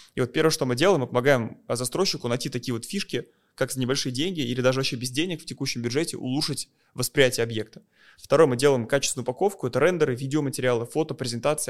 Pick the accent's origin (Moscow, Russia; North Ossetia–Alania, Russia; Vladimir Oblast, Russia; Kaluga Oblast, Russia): Moscow, Russia; я из России, я из Москвы